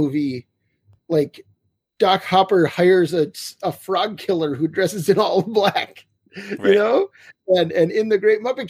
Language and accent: English; North Dakota, United States; also born or lived in Twin Cities, Minnesota; now in Minneapolis, United States; I'm from a very small town also in North Dakota, as you know, a very small town. And I mean, I don't live there now. I live in the Twin Cities